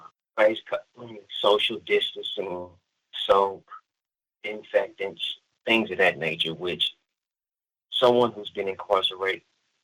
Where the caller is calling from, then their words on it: California, United States; I am the founder of the United Black Family Scholarship Foundation, and I'm calling you from Solano State Prison in Northern California.